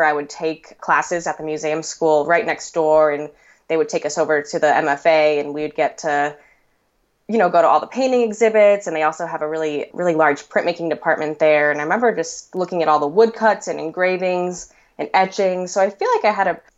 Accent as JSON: {"language": "English", "town": "Boston", "region": "Massachusetts", "country": "United States", "tie": "born or raised there", "also_born_or_lived": "New York City", "moved": "as an adult", "lives_now": "Chicago, United States", "said": "I was born in Boston, Massachusetts, and that's where I grew up pretty much till I was 18."}